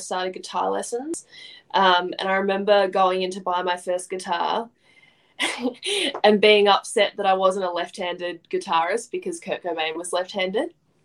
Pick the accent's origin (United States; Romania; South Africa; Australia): Australia; Montrose, Victoria; I grew up in Montrose.